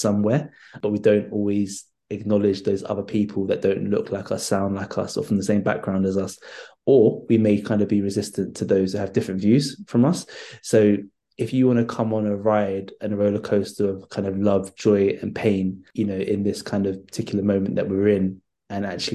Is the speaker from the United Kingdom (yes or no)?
yes; London, United Kingdom; I grew up in North London. I grew up in Holloway, not too far off the Cali Road.